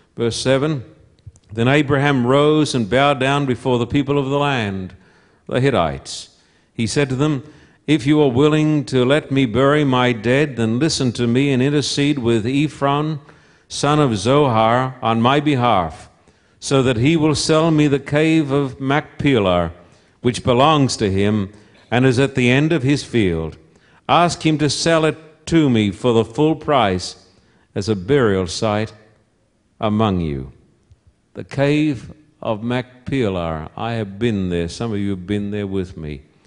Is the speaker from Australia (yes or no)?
yes; Somerset Dam, Queensland, Australia; moved away; also born or lived in Esk, Queensland; I was born in Esk, a little town that if you blink your eyes as you drive through, you'll miss it. Little town about sixty, seventy, eighty miles from Brisbane, which is the capital of Queensland. And I was brought up at Somerset Dam